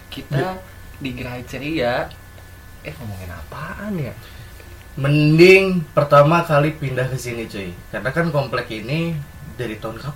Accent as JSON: {"language": "Indonesian", "town": "Bogor", "region": "West Java", "country": "Indonesia", "tie": "born or raised there", "also_born_or_lived": "Cimahi", "said": "karena gue lahir di Bogor kan gue lahir okay, di Bogor okay. terus uh, eh, gue kecil di Bogor pindah dulu itu di gue Cimahi dulu gue di Citerep"}